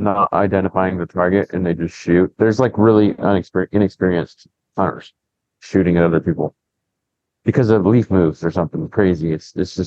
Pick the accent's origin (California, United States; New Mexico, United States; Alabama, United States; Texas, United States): California, United States; I'm from California